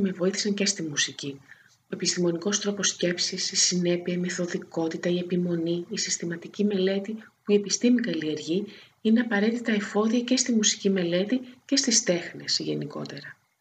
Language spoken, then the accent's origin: Greek; Corfu, Ionian Islands, Greece; also born or lived in Thessaloniki; now in Athens, Greece; το περιβάλλον που μεγάλωσα στην Κέρκυρα